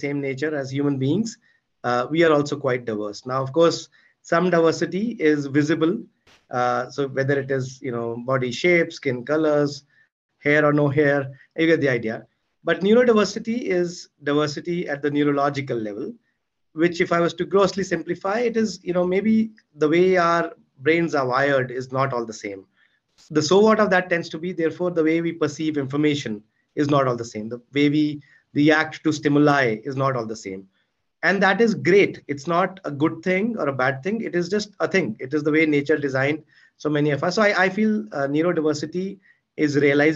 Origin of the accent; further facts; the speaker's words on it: Chandigarh, India; moved away as an adult; I grew up in Chandigarh. Still love the place, even though it's been 20 years I left it.